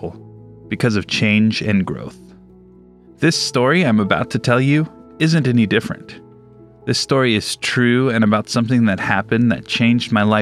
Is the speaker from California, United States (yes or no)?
yes; Southern California, United States; Growing up in Southern California, I was invited to many beach parties